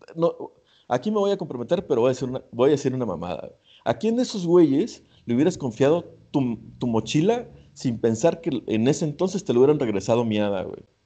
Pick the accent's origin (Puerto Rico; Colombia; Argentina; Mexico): Mexico; nosotros como mexicanos